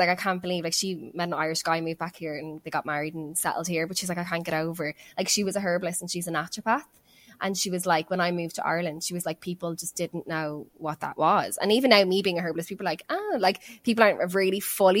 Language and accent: English; Australia; growing up in Australia, not realizing it.